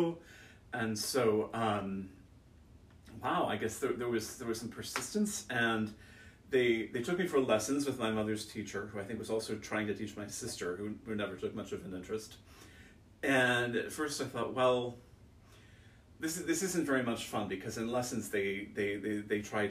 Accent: Silverton, Oregon, United States; I grew up in Silverton, Oregon, a small town 15 miles away from Salem

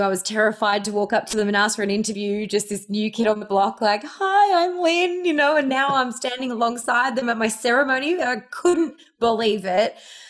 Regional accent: Ireland; born there; I was born in Ireland. So my extended family's in Ireland. And then my family and all my best friends are in Australia.

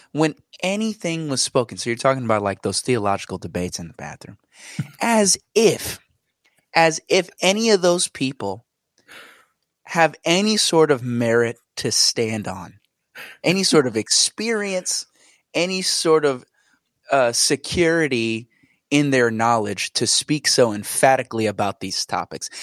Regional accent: New Jersey, United States; born and raised in New Jersey.

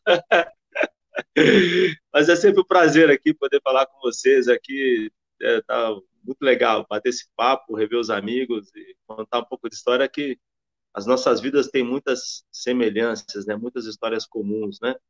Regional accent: Campinas, São Paulo, Brazil; nasci na Vila Jorgina em Campinas

